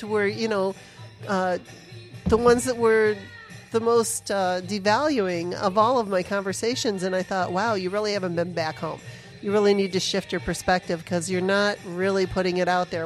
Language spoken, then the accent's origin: English; Sterling Heights, Michigan, United States; moved away as an adult; also born or lived in Arizona; I grew up in Sterling Heights, Troy area